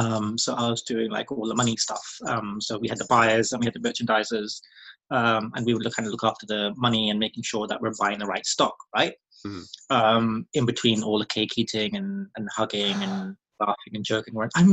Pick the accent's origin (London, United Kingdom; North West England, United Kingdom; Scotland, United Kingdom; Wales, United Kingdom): Wales, United Kingdom; Cardiff; also born or lived in Bristol; I was raised in Wales, but I was actually born in Bristol.